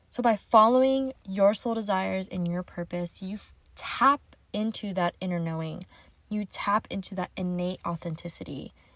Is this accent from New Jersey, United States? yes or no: no; California, United States; I'm based out of San Diego, California, born and raised in California.